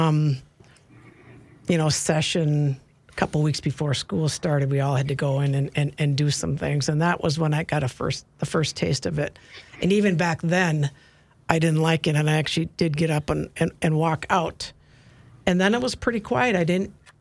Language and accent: English; Maple Grove, Minnesota, United States; I grew up in Maple Grove